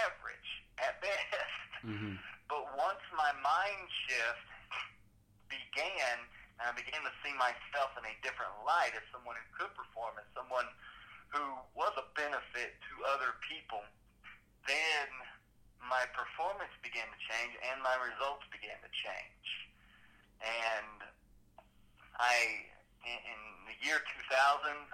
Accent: Kentucky, United States; I grew up in Kentucky

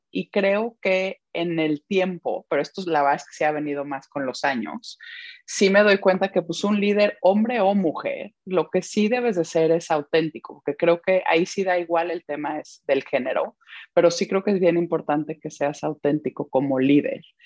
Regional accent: Mexico; moved away as an adult; also born or lived in Belgium; now in London, United Kingdom; me siento muy mexicana

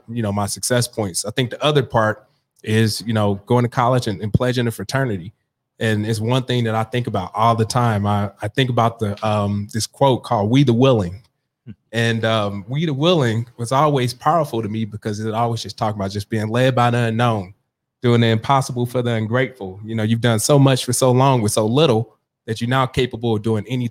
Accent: Ferguson, Missouri, United States; also born or lived in North St. Louis; I grew up in Ferguson, so I grew up in North County

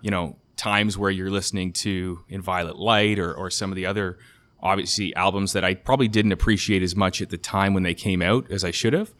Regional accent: Canada; as a Canadian

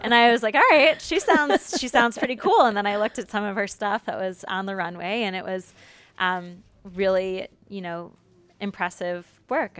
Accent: Detroit, Michigan, United States; I'm from Michigan, from the Detroit area

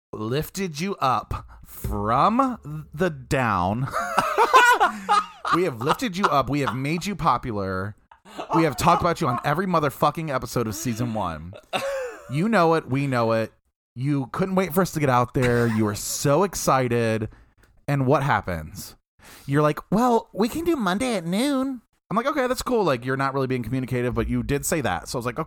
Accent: Midwest, United States; We're also from the Midwest.

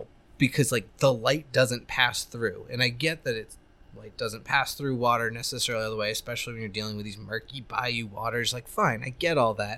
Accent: United States; I'm American

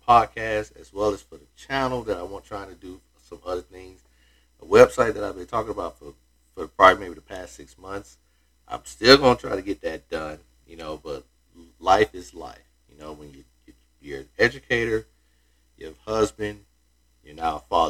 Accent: Florida, United States; here in my home state of Florida

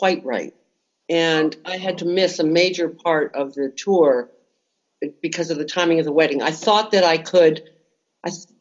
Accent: United States; As an American

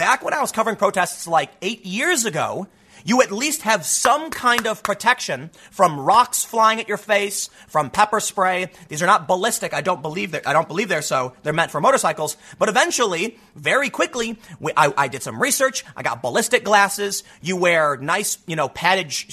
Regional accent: Chicago, Illinois, United States; I grew up on Chicago's South Side

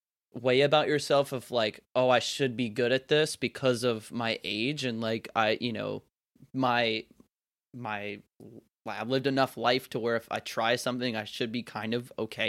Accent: North Carolina, United States; It's like, I was born and raised in North Carolina, and I like to think that most of the time my accent's pretty neutral.

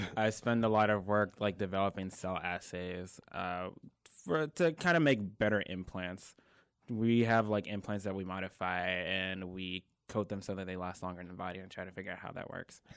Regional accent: Prince George's County, Maryland, United States; moved away as an adult; now in North Carolina, United States; I'm from Maryland, uh, born and raised Prince George's County, Maryland

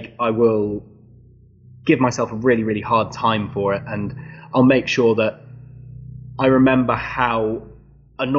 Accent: England, United Kingdom; I think I am quite English

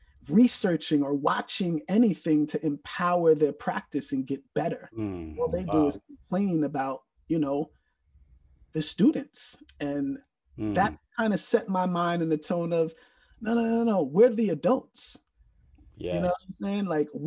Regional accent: New York City, New York, United States; moved away; I'm originally from the Bronx, New York.

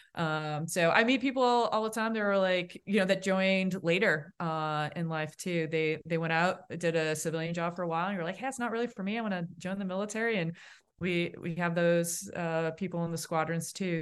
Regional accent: Boston, Massachusetts, United States; accent: Boston; my Boston accent

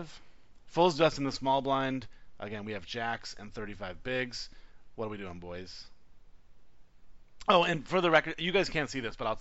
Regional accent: United States; an American

